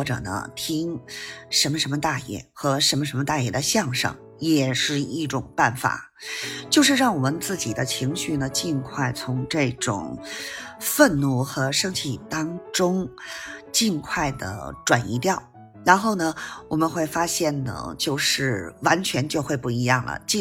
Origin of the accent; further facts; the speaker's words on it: Beijing, China; ，咱们下期节目再